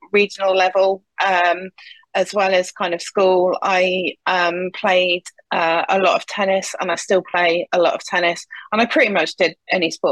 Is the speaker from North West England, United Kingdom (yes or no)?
no; Nottingham, East Midlands, United Kingdom; a company called InterAlliance was starting up in Nottingham, which is my hometown.